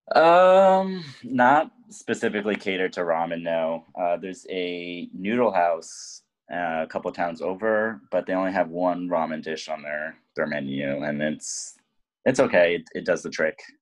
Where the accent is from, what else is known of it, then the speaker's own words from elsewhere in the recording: lower Hudson Valley, New York, United States; also born or lived in Bronx, New York; I am from the Bronx originally, uh, but I mainly grew up in the lower Hudson Valley region, so near Bear Mountain